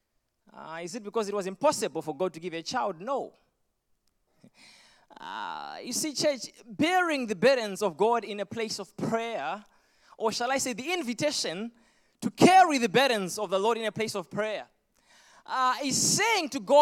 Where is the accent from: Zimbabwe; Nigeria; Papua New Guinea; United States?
Zimbabwe; accent: Zimbabwean; moved away; I was born in Zimbabwe, so you're going to get the thickest Zimbabwean accent you can ever get if you've never heard one.